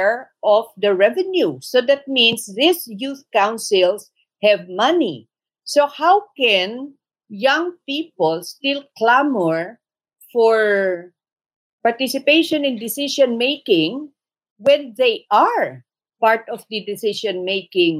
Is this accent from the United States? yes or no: no; Sulu, Bangsamoro, Philippines; I come from Sulu